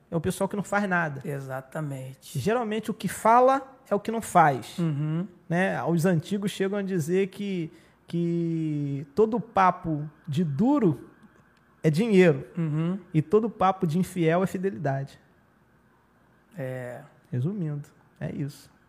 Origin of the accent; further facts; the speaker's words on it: Araruama, Rio de Janeiro, Brazil; Porque eu sou de Araruama. Eu sou da raiz da terra.